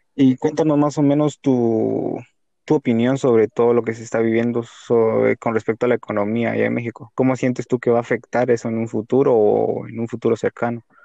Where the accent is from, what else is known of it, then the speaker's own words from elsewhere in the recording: Guatemala; nosotros somos especialmente de Guatemala